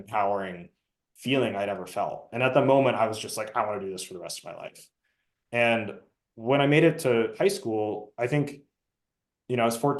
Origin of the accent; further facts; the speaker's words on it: Southern California, United States; my background is I grew up in Southern California.